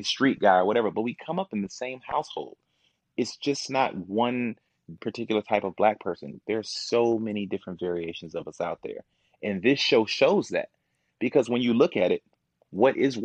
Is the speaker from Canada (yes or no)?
no; Kankakee, Illinois, United States; also born or lived in Momence, Illinois; I'm from Kankakee, Illinois. So I was raised in Kankakee. I went to Kankakee High School